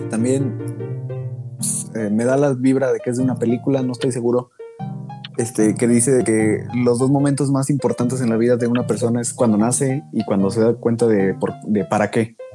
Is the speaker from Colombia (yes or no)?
no; Mexico; nosotros como humanos mucho menos y como mexicanos